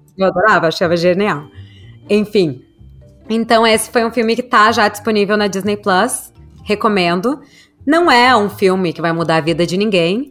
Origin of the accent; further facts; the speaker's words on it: Brazil; moved away; eu, como brasileira